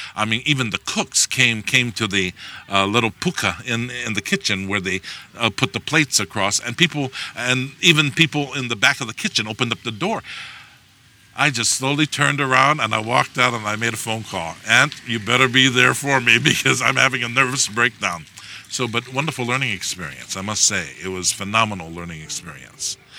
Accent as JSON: {"language": "English", "region": "Hawaii", "country": "United States", "said": "I'm from Hawaii"}